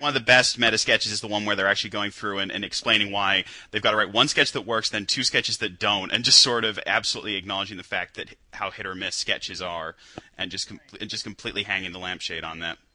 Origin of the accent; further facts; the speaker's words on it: United Kingdom; as a Brit